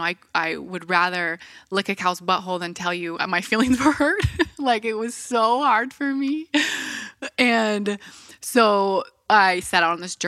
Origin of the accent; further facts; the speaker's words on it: Bellingham, Washington, United States; also born or lived in Ferndale; So where did I grow up? I grew up in Bellingham, Washington. Have you heard of it?